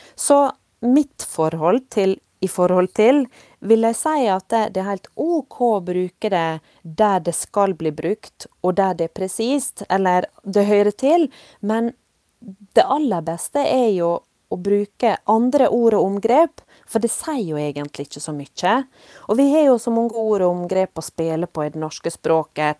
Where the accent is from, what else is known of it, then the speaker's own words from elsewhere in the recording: Volda, Møre og Romsdal, Norway; moved away; jeg òg vokst opp i nynorske land i Volda på Sunnmøre